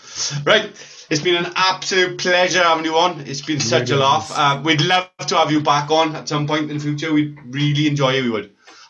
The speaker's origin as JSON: {"language": "English", "region": "Wales", "country": "United Kingdom", "said": "We are Welsh."}